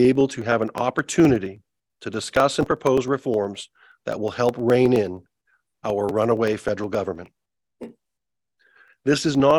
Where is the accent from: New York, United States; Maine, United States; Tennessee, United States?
Maine, United States; Wales; which includes the towns of Litchfield, Monmouth, and my hometown in Wales, both in Androscoggin and Kennebec counties.